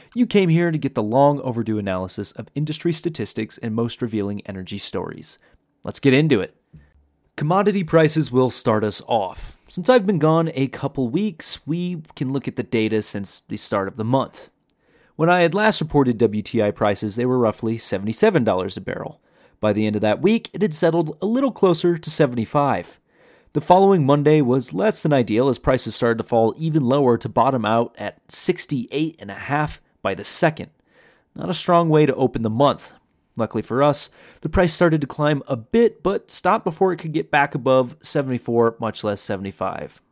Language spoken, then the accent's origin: English; Iowa, United States; moved away; growing up in Iowa